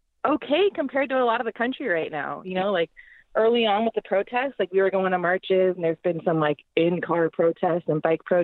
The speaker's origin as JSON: {"language": "English", "town": "San Francisco", "region": "California", "country": "United States", "tie": "born or raised there", "also_born_or_lived": "Marin County, California", "lives_now": "Oakland, United States", "said": "I did move to Oakland 4 years ago. I grew up in the Bay Area, but mostly in San Francisco and in the North Bay."}